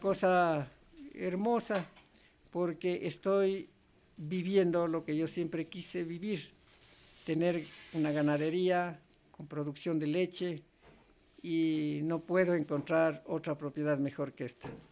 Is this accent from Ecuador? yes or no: yes; Sigchos, Cotopaxi, Ecuador; lo que era mi pueblo, Sichos